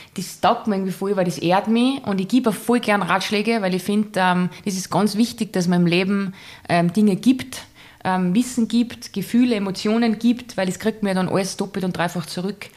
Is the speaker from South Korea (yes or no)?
no; Salzburg, Austria; man hört, ich bin aus Salzburg, aus dem wunderschönen Salzburger Land